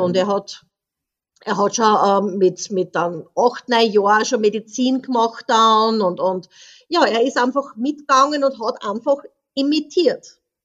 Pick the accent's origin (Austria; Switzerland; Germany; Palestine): Austria; moved away as an adult; now in French Polynesia; ich bin ja in Österreich aufgewachsen